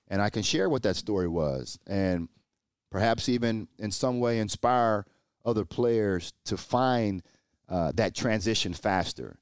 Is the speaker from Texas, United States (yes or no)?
yes; Port Arthur, Texas, United States; moved away as an adult; growing up in Port Arthur, Texas, surrounded by drug abuse and violence